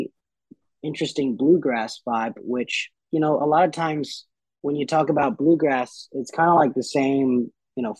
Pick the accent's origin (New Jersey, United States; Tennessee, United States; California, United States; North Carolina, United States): Tennessee, United States; Nashville; my hometown, Ryman, the Mother Church